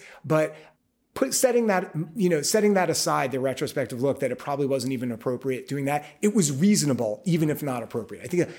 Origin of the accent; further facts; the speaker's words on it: New York, United States; I mean, I because I'm a New Yorker, mm-hmm. I've always walked everywhere.